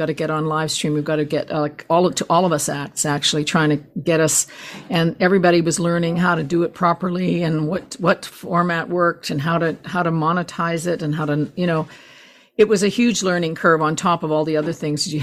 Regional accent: Canada; as a Canadian

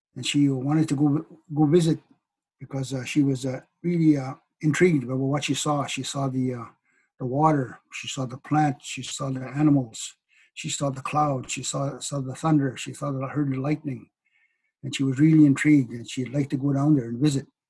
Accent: Cree nation, northern Manitoba, Canada; i come from the Pasqua cree nation northern manitoba of course i am uh, Hineño cree

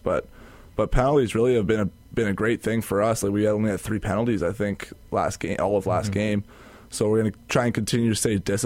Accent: Calgary, Alberta, Canada; moved away as an adult; now in Winnipeg, Canada; I'm from Calgary

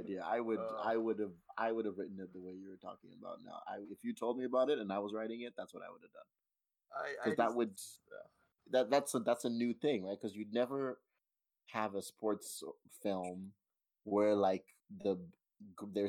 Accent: Nigeria; I am Nigerian

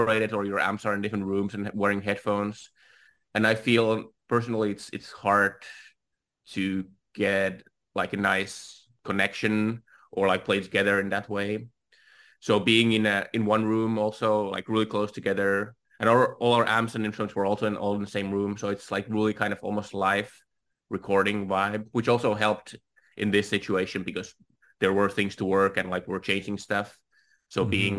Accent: Finland; I'm from Finland

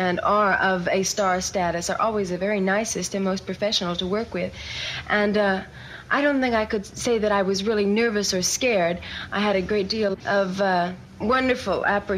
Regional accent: La Jolla, California, United States; also born or lived in Chicago, Illinois / San Diego / Texas; I was born in Chicago, Illinois. I have lived in La Jolla, California, since I was 2 years old with my parents. I went to La Jolla High School

